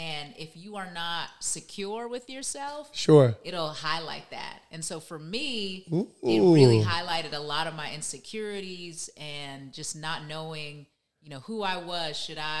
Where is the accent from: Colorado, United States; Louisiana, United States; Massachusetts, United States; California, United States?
Massachusetts, United States; Lexington; also born or lived in Roxbury, Massachusetts / Washington, D.C. / Harlem, New York; I was born in Roxbury, Massachusetts, and when we were five, my mom moved myself, my grandmother, and my three older brothers to Lexington, Mass.